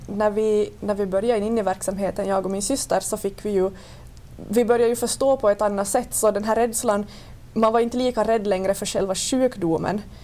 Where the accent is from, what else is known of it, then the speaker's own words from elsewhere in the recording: Vörå, Ostrobothnia, Finland; jag kommer från Vörå.